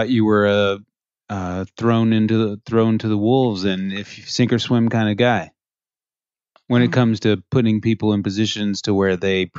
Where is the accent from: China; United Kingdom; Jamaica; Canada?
Canada; Oh, I'm supposed to know Nova Scotia in and out as a Canadian.